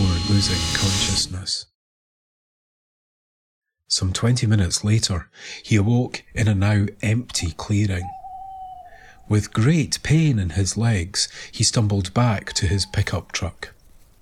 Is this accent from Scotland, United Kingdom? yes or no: yes; Scotland, United Kingdom; When I was growing up in Scotland in the 1970s